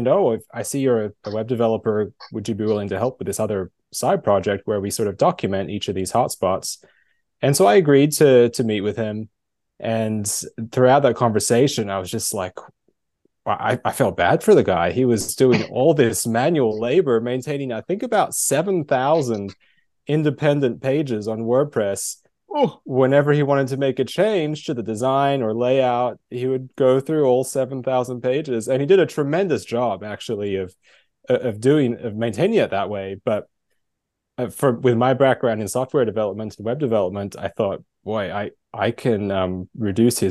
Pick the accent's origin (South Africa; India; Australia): Australia; also born or lived in California; now in Ohio, United States; I was actually born and raised in Australia and moved to California and now based in Ohio